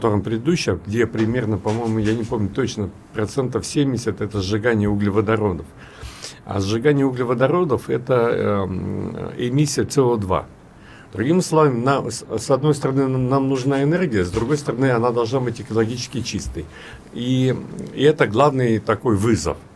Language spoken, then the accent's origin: Russian; Anadyr, Chukotka Autonomous Okrug, Russia; я же из Чукотки, я родился в Анадре, да, и нас возили э, в Белибино – и там было единственное место на Чукотке, где был белый снег.